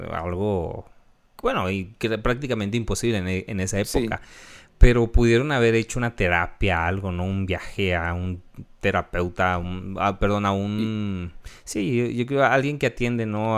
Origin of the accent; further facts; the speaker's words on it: Mexico; nosotros como mexicanos